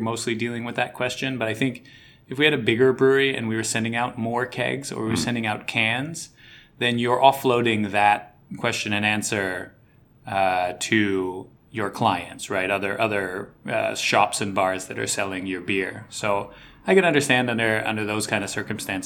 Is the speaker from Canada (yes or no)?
no; United States; now in Tokyo, Japan; being American